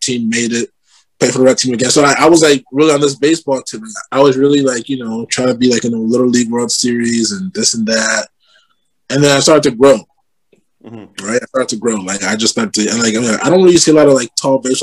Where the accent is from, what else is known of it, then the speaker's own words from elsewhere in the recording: Toronto, Ontario, Canada; I grew up in Rexdale